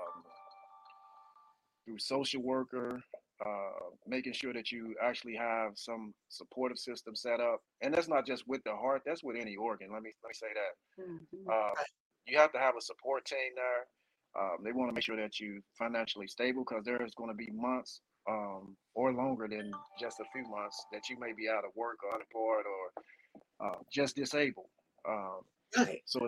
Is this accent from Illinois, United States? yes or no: yes; Cairo, Illinois, United States; moved away as an adult; also born or lived in Chicago, Illinois / Panama / Baltimore, Maryland / Atlanta, Georgia; now in Salinas, United States; originally born in Chicago. At the age of 10, moved to Carroll, Illinois, which is in the southern part of the state